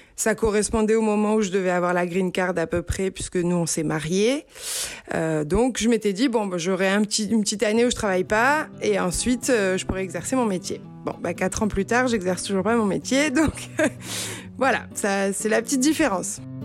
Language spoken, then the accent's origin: French; Marseille, Provence-Alpes-Côte d'Azur, France; moved away as an adult; now in San Luis Obispo, United States; je suis originaire du sud de la France, euh, j'ai grandi entre Aix-en-Provence et Marseille